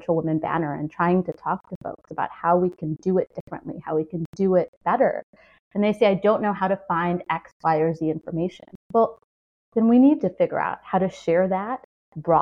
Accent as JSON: {"language": "English", "town": "Chicago", "region": "Illinois", "country": "United States", "tie": "born or raised there", "said": "I grew up in Chicago, which is the blues capital, a blues capital."}